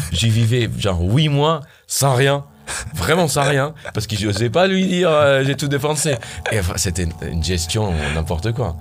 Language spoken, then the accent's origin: French; Syria; French is a second language; also born or lived in Armenia; now in Paris, France; je viens de loin, d'ici au moins. Euh, je viens de la Syrie.